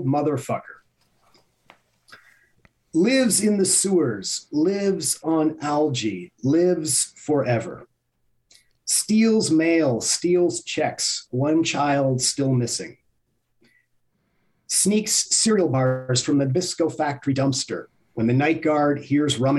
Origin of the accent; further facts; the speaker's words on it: Montreal, Quebec, Canada; I grew up in Montreal.